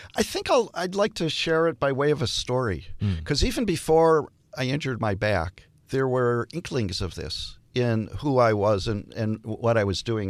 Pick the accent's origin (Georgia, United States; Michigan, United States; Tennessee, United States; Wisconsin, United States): Michigan, United States; Detroit; I'm from Detroit